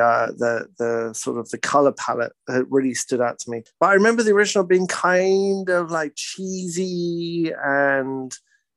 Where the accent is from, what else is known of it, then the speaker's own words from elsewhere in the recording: United Kingdom; now in British Columbia, Canada; I'm British.